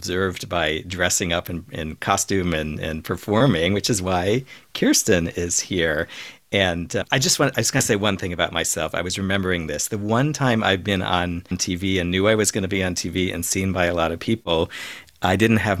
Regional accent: Midwest, United States; also born or lived in New York; now in Minnesota, United States; I have to say that I am a Midwesterner by growing up, and although I have lived in New York, but not in Los Angeles. But I don't think that living in Minnesota is any kind of synthesis between New York and LA at all.

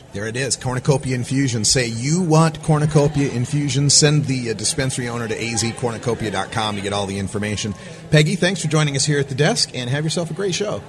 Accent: Portland, Oregon, United States; I'm from Portland, Oregon, and one of the things about Portland, Oregon, we're total foodies

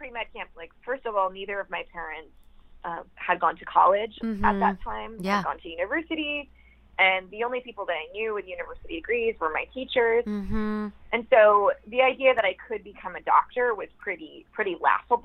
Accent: outside of Grand Rapids, rural Michigan, United States; So I grew up in rural Michigan. Outside of Grand Rapids, on a dirt road with horses and cats and dogs in the country next to a cornfield.

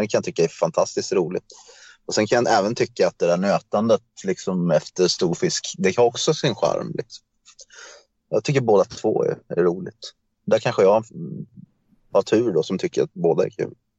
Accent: Kalmar, Kalmar County, Sweden; moved away as an adult; also born or lived in Stockholm; now in Köping, Sweden; Ja, jag är född i Stockholm. Eh, men egentligen så är jag uppvuxen i Kalmar.

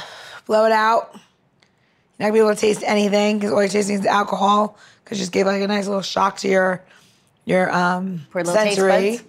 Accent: New York, United States; I'm from New York

